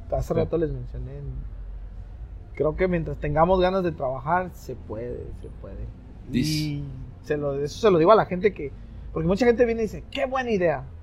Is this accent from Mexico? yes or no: yes; Mexico; ah, soy mexicano y a mucha honra somos.